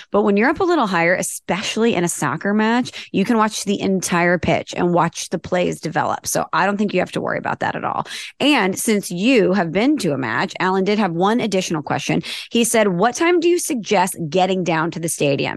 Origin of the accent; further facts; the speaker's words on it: Midwest, United States; moved away; I'm from the Midwest